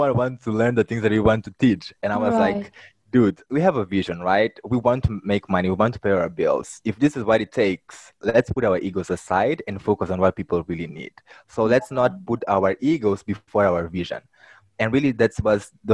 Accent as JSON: {"language": "English", "country": "Mozambique", "tie": "born or raised there", "said": "I'm from Mozambique. It's a country in Southeast Africa. I was born and raised here"}